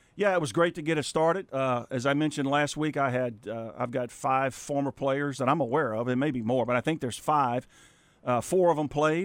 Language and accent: English; South Louisiana, United States; moved away; I grew up in South Louisiana